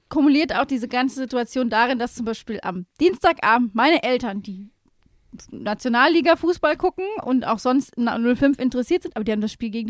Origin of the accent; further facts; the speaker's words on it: Mainz, Rhineland-Palatinate, Germany; Man ist einfach als Mainzer auch 05er mittlerweile wieder. Du bist in der Stadt unterwegs, du siehst die Mützen